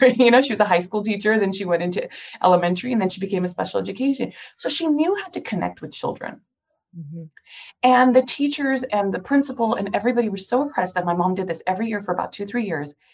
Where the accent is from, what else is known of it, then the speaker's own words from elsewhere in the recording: Cerritos, California, United States; also born or lived in Santa Monica; I was technically born in Santa Monica, but I was raised in the city of Cerritos. So I'm a Southern California born and raised OG girl.